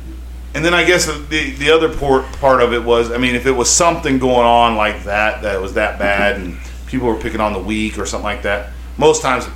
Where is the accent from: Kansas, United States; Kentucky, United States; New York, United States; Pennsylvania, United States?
Kentucky, United States; I grew up in Kentucky, where a lot of these laws didn't get to them.